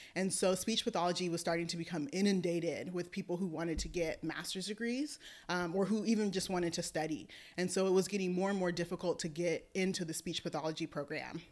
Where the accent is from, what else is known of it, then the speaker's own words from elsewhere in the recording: Oakland, California, United States; also born or lived in Alameda; I was born and raised in Oakland